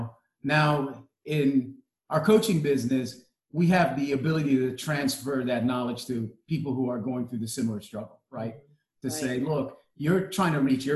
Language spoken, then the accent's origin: English; Connecticut, United States; also born or lived in Jamaica / Florida; now in Charlotte, United States; I grew up in Connecticut. Connecticut flattens every accent.